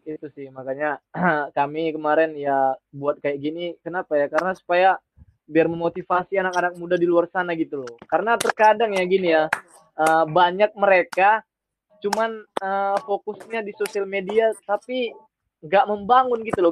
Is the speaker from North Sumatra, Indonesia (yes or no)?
yes; Medan, North Sumatra, Indonesia; also born or lived in Mojokerto; Saya asli Medan